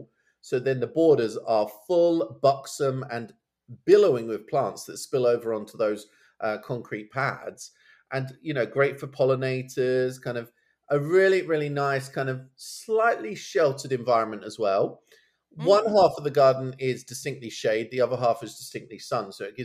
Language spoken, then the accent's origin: English; Suffolk, East of England, United Kingdom; I've got a house in Suffolk in my hometown